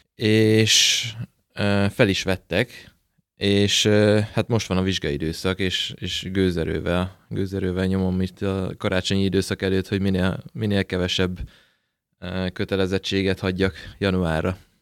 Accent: Debrecen, Hajdú-Bihar, Hungary; lakótelepen nőttem fel, lakótelepen állandóan fociztunk

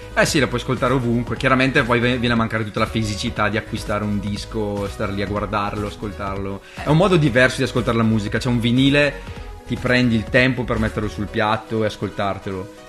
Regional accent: Italy; sono italiano

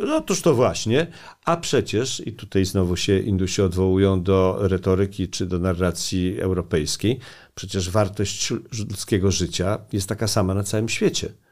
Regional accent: Poland; also born or lived in India; my jesteśmy z Polski

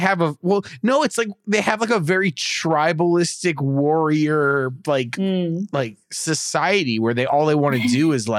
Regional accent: Alberta, Canada; I'm from Alberta. This is my goat.

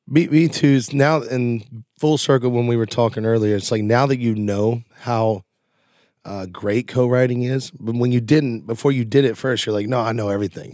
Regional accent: Nashville, Tennessee, United States; I was born right here in Nashville, and just, there's no reason to move

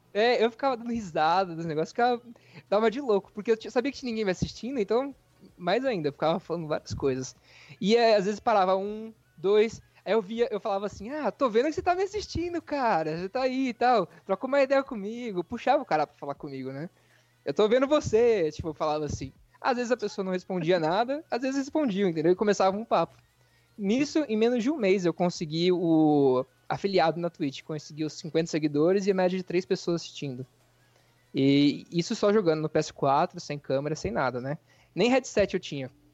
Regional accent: interior of São Paulo, Brazil; moved away as an adult; now in United States; eu sou do interior de São Paulo

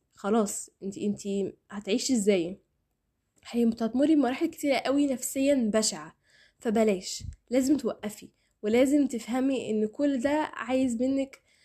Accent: Egypt; احنا كمجتمع مصري

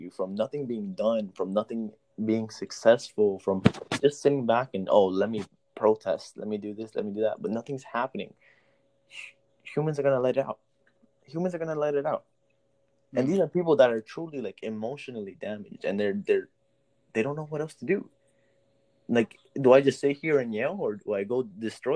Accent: Miami Gardens, Florida, United States; I'm Hispanic, but I was raised in Miami Gardens

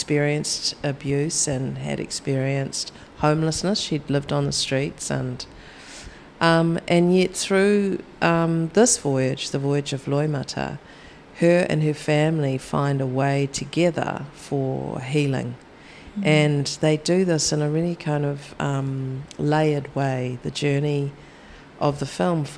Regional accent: New Zealand; I'm from New Zealand

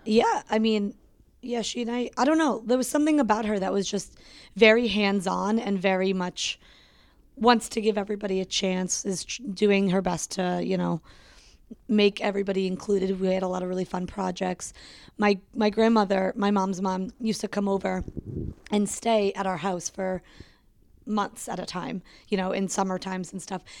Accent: Connecticut, United States; also born or lived in Rochester, New York / England / Pennsylvania; we moved to Connecticut when I was almost three

